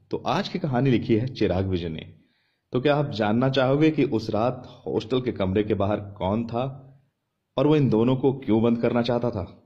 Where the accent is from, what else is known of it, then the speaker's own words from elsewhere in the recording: Kolkata, West Bengal, India; मैं कोलकाता से हूं इसलिए मैंने अपना बैग पैक करना शुरू कर दिया और हम अगले दिन ही पहुंच गए कोटा